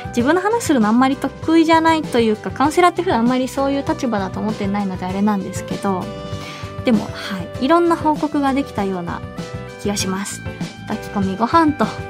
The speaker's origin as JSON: {"language": "Japanese", "region": "Hiroshima", "country": "Japan", "tie": "born or raised there", "moved": "yes", "lives_now": "Tokyo, Japan", "said": "生まれ育って馴染みが深い"}